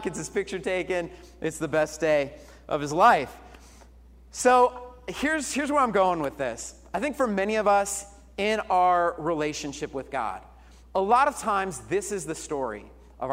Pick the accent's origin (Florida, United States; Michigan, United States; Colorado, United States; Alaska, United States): Colorado, United States; moved away; I was born and raised in Colorado